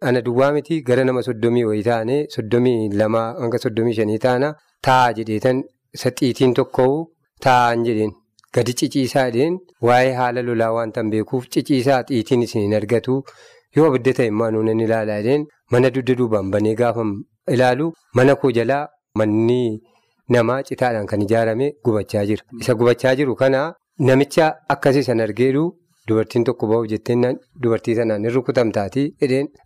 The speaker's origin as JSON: {"language": "Oromo", "area": "West Wollega", "region": "Oromia", "country": "Ethiopia", "tie": "born or raised there", "moved": "yes", "lives_now": "Sasiga, East Wollega, Ethiopia", "said": "iddoo dhalooti kootii wallaggaa lixaa"}